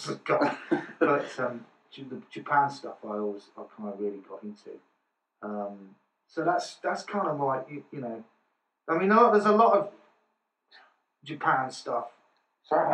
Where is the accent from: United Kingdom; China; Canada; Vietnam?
United Kingdom; Nuneaton, West Midlands; I grew up in the Midlands